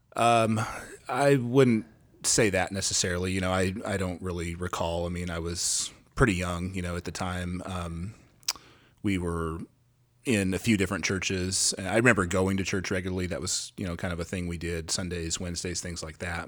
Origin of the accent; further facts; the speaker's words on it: Gresham, Oregon, United States; moved away as an adult; also born or lived in Texas / Louisiana; I am from Gresham, Oregon. I grew up in Gresham, uh, left in two thousand one and spent sixteen, seventeen years in Texas and Louisiana, and then we just moved back here